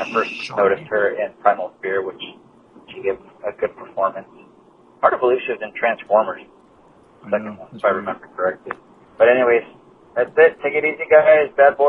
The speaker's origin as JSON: {"language": "English", "region": "Missouri", "country": "United States", "said": "I'm from Missouri, but anyways."}